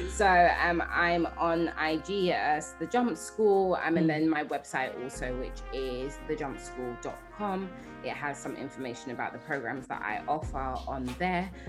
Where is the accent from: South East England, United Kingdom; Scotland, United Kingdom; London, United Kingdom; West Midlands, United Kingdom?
London, United Kingdom; moved away as an adult; also born or lived in Nigeria; I'm a Londoner